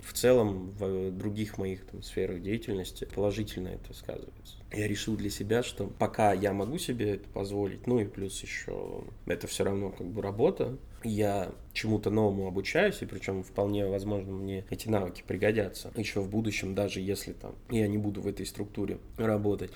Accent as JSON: {"language": "Russian", "town": "Vorkuta", "region": "Komi Republic", "country": "Russia", "tie": "born or raised there", "moved": "yes", "lives_now": "Saint Petersburg, Russia", "said": "детство в Воркуте"}